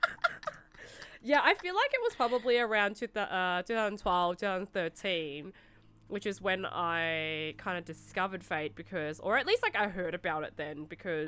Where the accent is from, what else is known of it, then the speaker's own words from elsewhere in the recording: Melbourne, Victoria, Australia; I'm actually from Melbourne